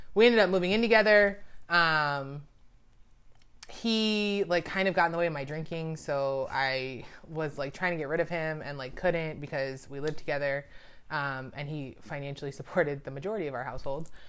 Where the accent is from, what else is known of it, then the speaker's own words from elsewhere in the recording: Daytona Beach, Florida, United States; moved away as an adult; also born or lived in Gainesville, Florida / Tampa, Saint Petersburg area; now in Baltimore, United States; I grew up in Daytona Beach, Florida